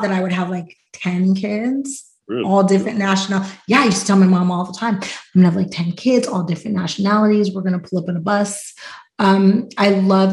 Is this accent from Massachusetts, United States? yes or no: no; Pittsburgh, Pennsylvania, United States; I'm from Pittsburgh.